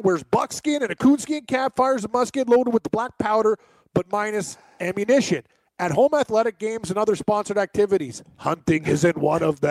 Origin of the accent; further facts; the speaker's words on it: Mississauga, Ontario, Canada; In my hometown.